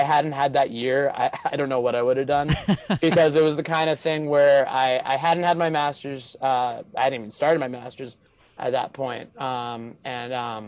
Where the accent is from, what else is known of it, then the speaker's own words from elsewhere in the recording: Boston, Massachusetts, United States; I grew up outside of Boston, Boston area